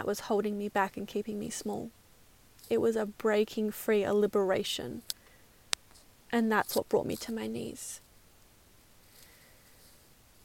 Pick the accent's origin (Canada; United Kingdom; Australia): Australia; Perth, Western Australia; now in New Zealand; I'm from Perth